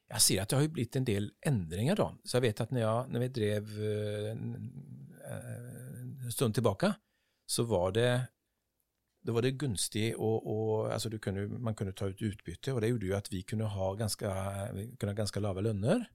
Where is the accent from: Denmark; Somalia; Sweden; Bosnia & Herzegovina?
Sweden; Partille, Västra Götaland; Norwegian is a second language; moved away as an adult; also born or lived in Gothenburg; now in Oslo, Norway; jeg er oppvokst der i, Parti, Partille